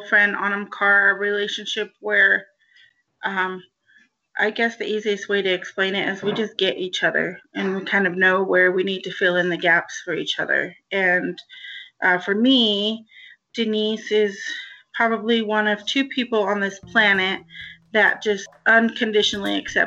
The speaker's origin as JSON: {"language": "English", "town": "Denver", "region": "Colorado", "country": "United States", "tie": "born or raised there", "said": "I grew up in Northwest Denver"}